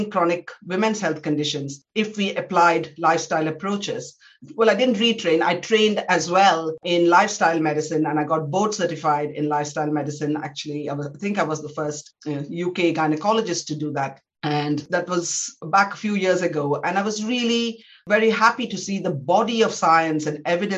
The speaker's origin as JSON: {"language": "English", "country": "India", "tie": "born or raised there", "moved": "as an adult", "lives_now": "United Kingdom", "said": "I was born in India. I trained in some of the top medical institutions in India"}